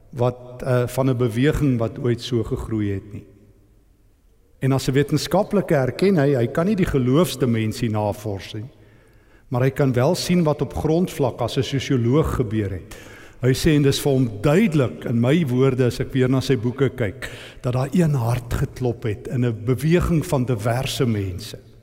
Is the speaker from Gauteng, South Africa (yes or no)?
yes; East Rand, Gauteng, South Africa; ek kom van die Oosrand af